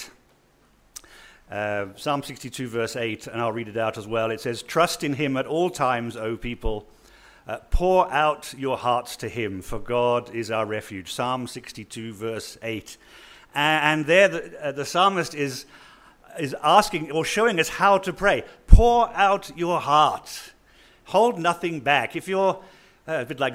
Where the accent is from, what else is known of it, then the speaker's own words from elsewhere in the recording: northern Australia, Australia; moved away; also born or lived in United Kingdom / Rundu, Namibia; I just grew up in the UK. I was born in Australia. I grew up in a little dusty town in the north of Australia